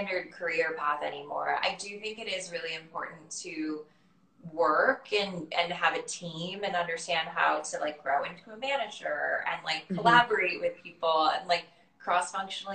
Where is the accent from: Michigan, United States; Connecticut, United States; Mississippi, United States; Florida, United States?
Florida, United States; growing up in Florida